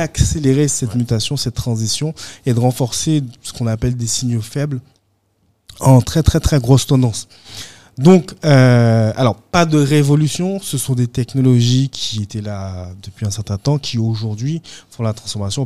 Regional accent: Guadeloupe; moved away

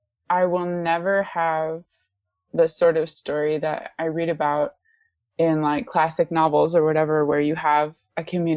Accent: DR Congo; I am descended from Northwestern Europeans. I am a US citizen, and I was born and raised in Central Africa, primarily the Democratic Republic of Congo.

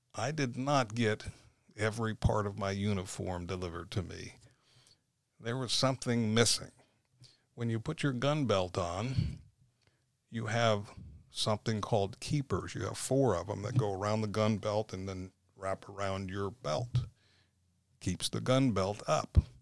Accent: St. Petersburg, Florida, United States; also born or lived in Pasco County, Florida; I was born and raised in Saint Petersburg, so I'm a true Floridian

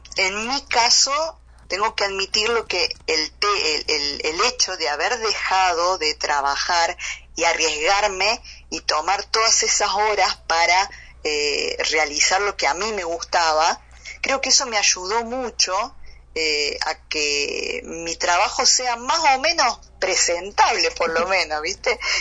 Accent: Corral de Bustos, Córdoba, Argentina; yo soy de Argentina, nací eh, en la ciudad de Córdoba, Argentina, pero transité gran parte de eh, mi niñez y mi adolescencia en eh, una ciudad pequeña que se llama Corral de Bustos y Flinger, en la provincia también de acá de Córdoba.

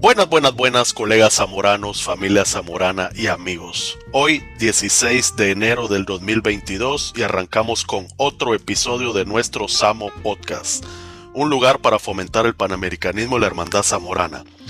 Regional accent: Guatemala; yo soy de Guatemala

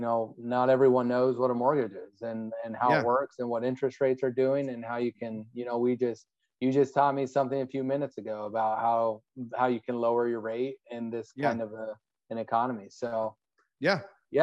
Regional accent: Arizona, United States; I'm from Arizona. I was raised in Arizona.

